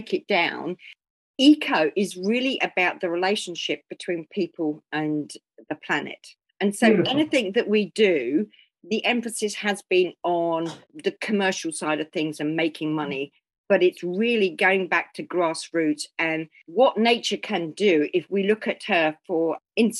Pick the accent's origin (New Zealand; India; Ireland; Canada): New Zealand; Waipu, Northland; my hometown of Waipu